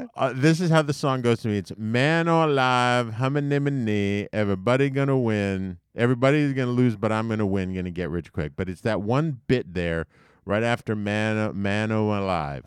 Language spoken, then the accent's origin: English; New York, United States; I grew up in New York, and for my whole life, New York was always just called the city.